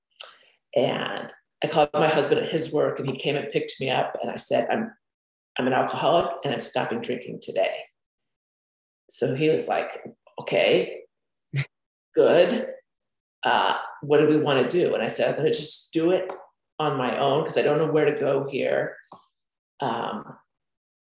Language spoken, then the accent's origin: English; Florida, United States; I grew up in Florida